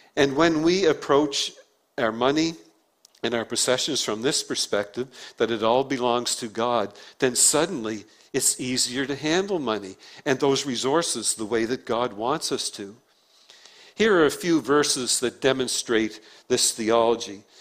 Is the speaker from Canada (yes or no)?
yes; Prince Edward Island, Canada; accent: PEI; my PEI accent because we say beg on PEI instead of bag